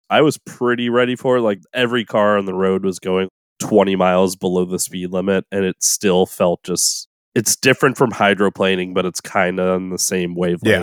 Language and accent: English; New Orleans, Louisiana, United States; when I was growing up in New Orleans, my favorite thing in the whole world was to turn on the radio on Saturday nights for Coast to Coast A M